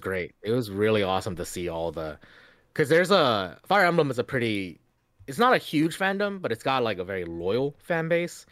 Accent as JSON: {"language": "English", "region": "Louisiana", "country": "United States", "tie": "born or raised there", "also_born_or_lived": "China"}